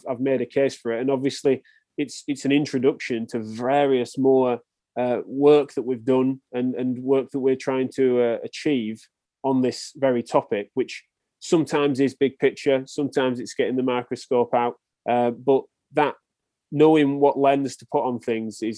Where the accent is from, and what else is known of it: England, United Kingdom; accent: English